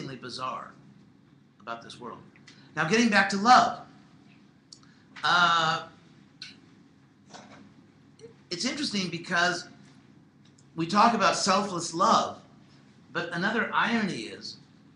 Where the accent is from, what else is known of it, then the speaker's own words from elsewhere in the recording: Southern California, United States; I'm from Southern California